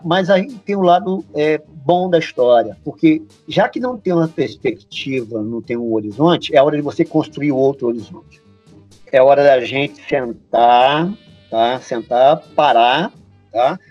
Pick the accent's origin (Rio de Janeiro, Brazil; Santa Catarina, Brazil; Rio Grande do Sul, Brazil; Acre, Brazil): Rio de Janeiro, Brazil; Volta Redonda; eu vi na minha, na minha juventude muita gente desaparecer em Volta Redonda